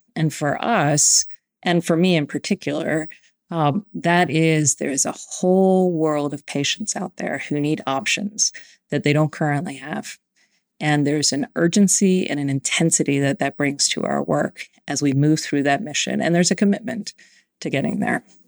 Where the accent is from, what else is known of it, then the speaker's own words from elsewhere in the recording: Howard County, Maryland, United States; I was born and raised in Howard County, Maryland.